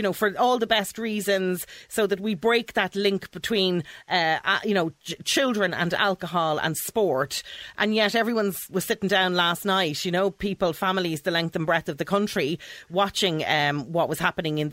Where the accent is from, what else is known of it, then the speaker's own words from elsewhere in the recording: Dublin, Leinster, Ireland; I've born and bred in Dublin